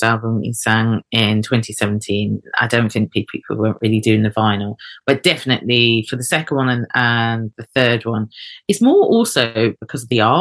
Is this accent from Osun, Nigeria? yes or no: no; Eket, Akwa Ibom, Nigeria; I was born in Eket, and they're Ibio people, south eastern coastal Nigeria.